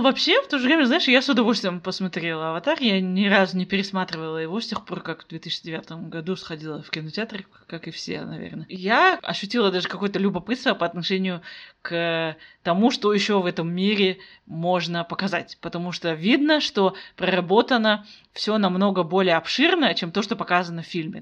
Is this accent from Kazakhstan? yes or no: yes; Kazakhstan; also born or lived in Almaty; я казашка, я живу в Алматы